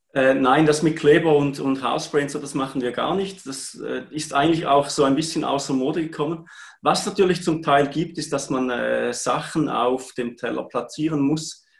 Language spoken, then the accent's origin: German; Heiden, Appenzell Ausserrhoden, Switzerland; ich komme aus Heiden im schönen Appenzellerland